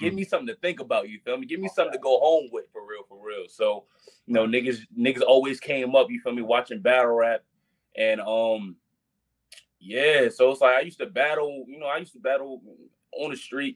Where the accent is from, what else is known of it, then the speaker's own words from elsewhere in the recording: Baltimore, Maryland, United States; also born or lived in Petersburg, Virginia; raised here in Baltimore